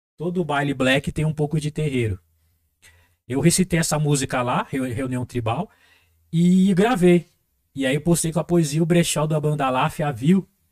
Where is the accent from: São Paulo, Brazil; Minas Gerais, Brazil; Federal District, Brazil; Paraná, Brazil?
São Paulo, Brazil; first language Portuguese